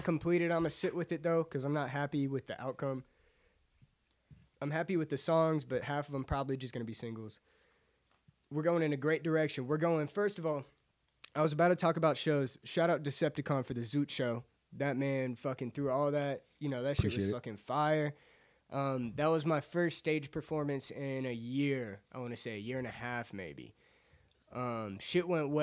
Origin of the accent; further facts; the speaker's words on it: Acworth, Georgia, United States; So I'm from North Georgia, Acworth area.